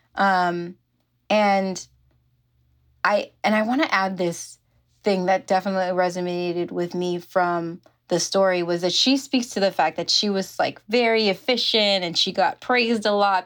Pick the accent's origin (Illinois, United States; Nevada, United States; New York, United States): New York, United States; moved away as an adult; now in California, United States; I grew up in New York. That's where I'm, was born and raised.